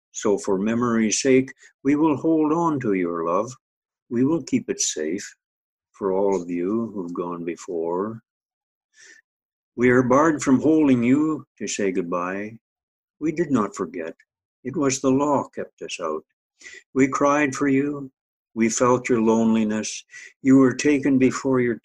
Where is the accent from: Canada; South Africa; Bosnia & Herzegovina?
Canada; northern Saskatchewan; now in Maple Ridge, Canada; my hometown in northern Saskatchewan